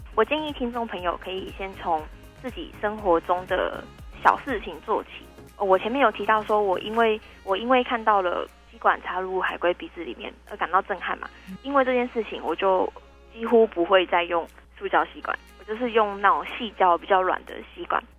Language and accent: Chinese; Tainan, Taiwan; 因为我是台南人